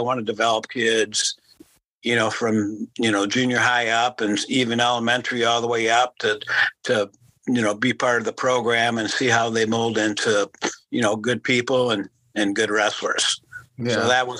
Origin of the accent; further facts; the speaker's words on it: Arlington Heights, Illinois, United States; moved away as an adult; also born or lived in Lisbon, Iowa / Iowa City, Iowa; now in Iowa, United States; I went to John Hersey High School in Arlington Heights.